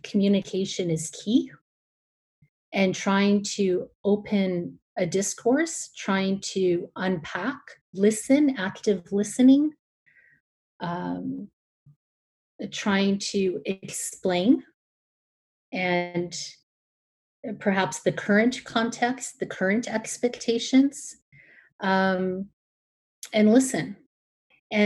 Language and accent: English; Alberta, Canada; moved away as an adult; now in Toronto, Canada; I was born in Canada